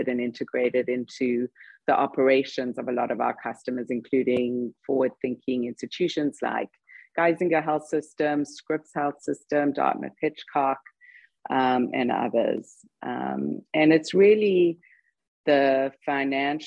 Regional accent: South Africa; moved away as an adult; also born or lived in London, United Kingdom; now in United States; I'm actually South African, because everybody by now is wondering where the accent is from

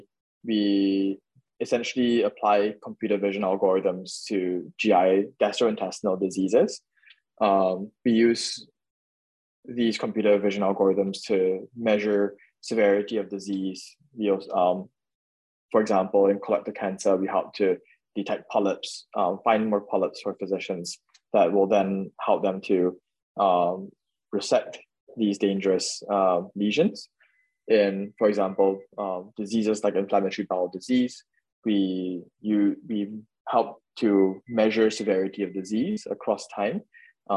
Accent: Singapore; born or raised there; moved away

